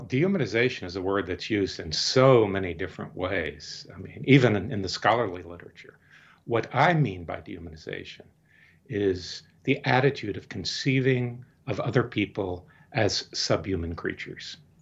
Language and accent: English; Deep South, United States; now in Maine, United States; I grew up in the Deep South in the fifties and sixties